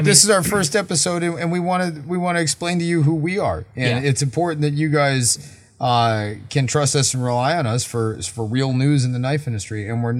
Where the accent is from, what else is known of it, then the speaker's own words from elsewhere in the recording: United States; I'm an American.